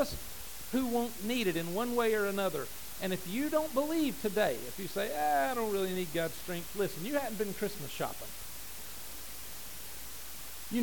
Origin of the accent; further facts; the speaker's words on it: United States; as an American